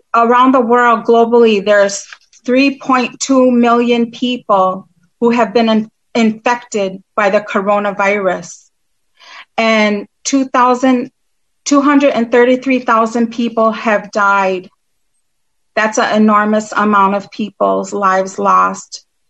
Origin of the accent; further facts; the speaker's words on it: United States; I'm Turtle Clan from the Oneida Nation